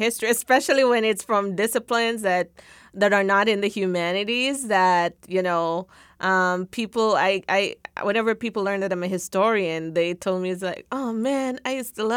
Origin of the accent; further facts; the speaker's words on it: Jamaica; now in United States; I grew up in Jamaica playing netball